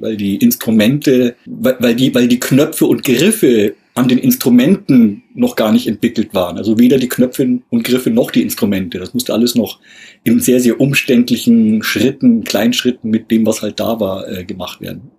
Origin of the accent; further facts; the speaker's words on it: Germany; bei uns in Deutschland